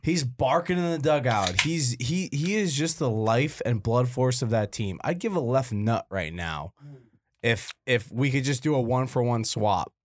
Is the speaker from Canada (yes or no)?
yes; Canada; moved away; I'm Canadian.